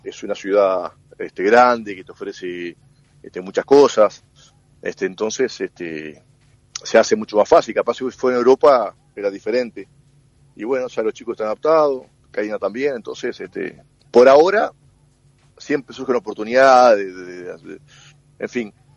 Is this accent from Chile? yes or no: no; Uruguay; also born or lived in Montevideo; los uruguayos